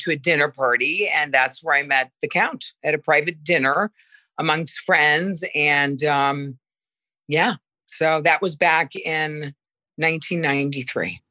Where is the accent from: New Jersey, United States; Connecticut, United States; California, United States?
Connecticut, United States; also born or lived in Milan, Italy; now in New York, United States; I am from Connecticut. I grew up in Connecticut, but I'm living in New York now